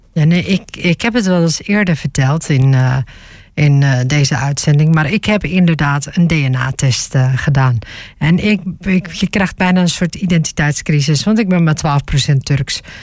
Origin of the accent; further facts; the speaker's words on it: Groningen, Netherlands; also born or lived in Stadskanaal; Ik kom uit Groningen.